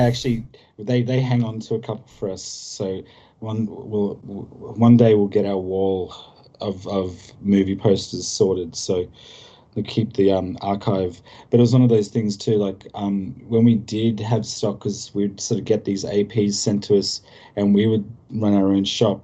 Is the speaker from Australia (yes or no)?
yes; Australia; as an Australian